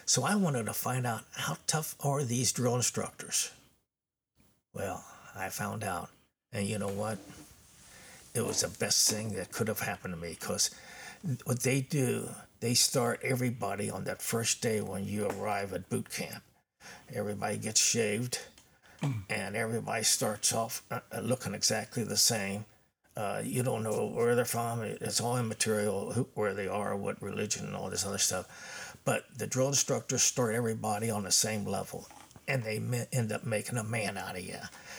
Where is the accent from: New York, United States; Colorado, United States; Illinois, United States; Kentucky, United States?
Kentucky, United States; Covington; Yeah, I was born in Covington, Kentucky in 1943.